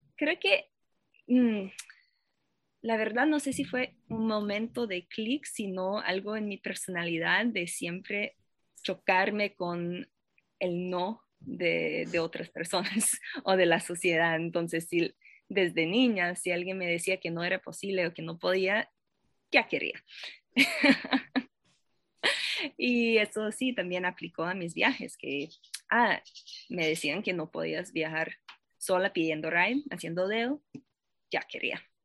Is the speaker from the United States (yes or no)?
yes; Boston, Massachusetts, United States; Spanish is a second language; moved away as an adult; also born or lived in Paris, France; now in Costa Rica; yo nací y crecí a Boston, en los Estados Unidos